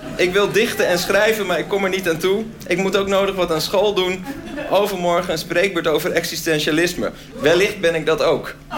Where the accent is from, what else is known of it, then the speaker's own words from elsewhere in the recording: Groningen, Netherlands; Ik kwam zelf uit Groningen, dus dat was heel ver.